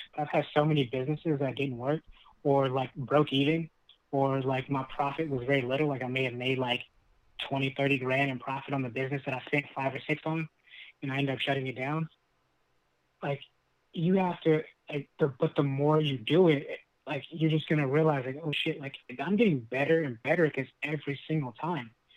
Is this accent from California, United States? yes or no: yes; Lancaster, California, United States; our growing up in Lancaster